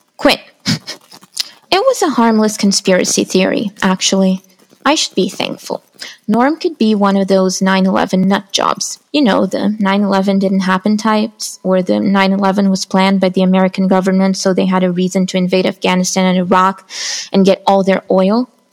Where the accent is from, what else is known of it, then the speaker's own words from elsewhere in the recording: São Paulo, Brazil; I am an author from Brazil